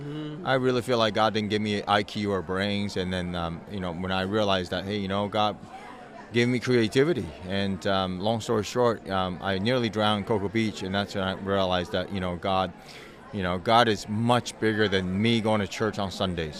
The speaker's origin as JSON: {"language": "English", "country": "Taiwan", "tie": "born or raised there", "moved": "yes", "lives_now": "United States", "said": "I grew up in Taiwan. I'm the youngest of seven."}